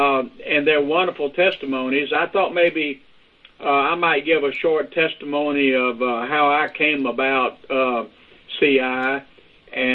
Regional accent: the South, United States; as a Southerner, I believe we probably are closer to the Israelite teachings and beliefs than maybe some of the rest of the country is.

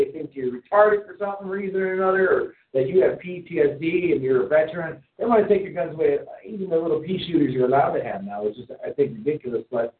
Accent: Wisconsin, United States

